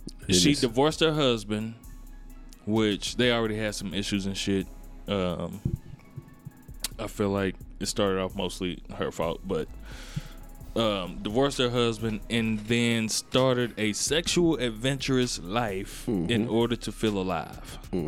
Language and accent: English; Gary, Indiana, United States; I'm from Gary.